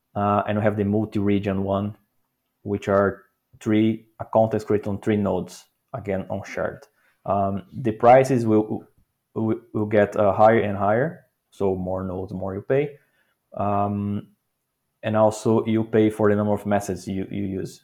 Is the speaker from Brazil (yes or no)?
yes; Brazil; moved away as an adult; now in Netherlands; I'm from Brazil, living in the Netherlands for almost five years now.